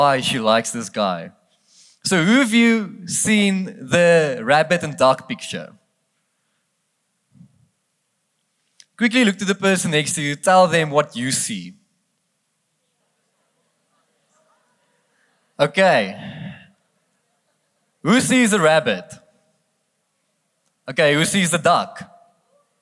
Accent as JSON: {"language": "English", "country": "South Africa", "accent": "Afrikaans", "first_language": "Afrikaans", "second_language": "English", "said": "I'm not English. I'm very, very Afrikaans, so I'm already asking for excuses if I don't speak properly English tonight"}